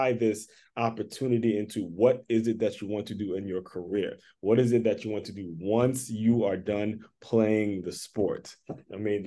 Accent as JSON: {"language": "English", "region": "Maryland", "country": "United States", "said": "I'm from Maryland. It's hard for me to say anything bad about anyone from Maryland"}